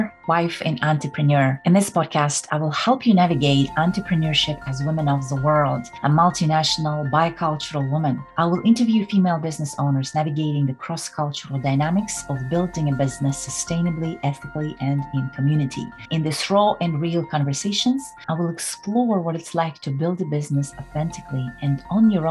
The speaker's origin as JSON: {"language": "English", "country": "Kazakhstan", "tie": "born or raised there", "moved": "yes", "said": "I was born in the Republic of Kazakhstan, and I was part of USSR at a time"}